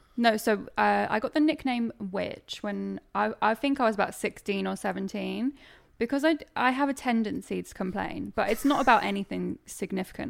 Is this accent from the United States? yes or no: no; Suffolk, East of England, United Kingdom; also born or lived in Norwich; I'm from Suffolk, technically, but it's the nearest city and people actually know where Norwich is, so I just say I'm from Norwich.